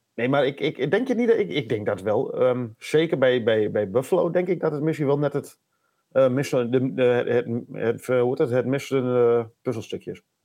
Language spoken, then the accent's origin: Dutch; Netherlands; als echte Nederlanders